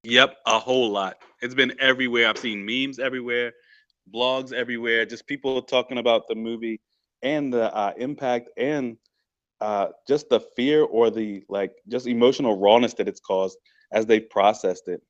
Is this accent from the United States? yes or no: yes; Stanton, United States; Tyler was from Stanton, and that's, like, my hometown